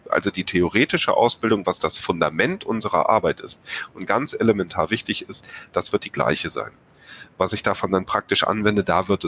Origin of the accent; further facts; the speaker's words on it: North Rhine-Westphalia, Germany; Ja, weil Herr Schüll und ich, wir kommen hier aus dem Rheinland.